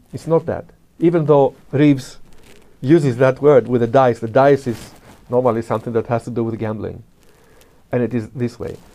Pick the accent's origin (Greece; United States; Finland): Greece; if I start talking immediately, you can realize that I come from Greece